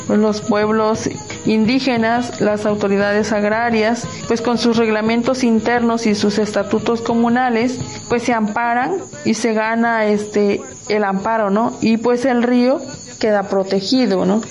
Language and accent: Spanish; Costa region of Oaxaca, Mexico; la región costa del estado de Oaxaca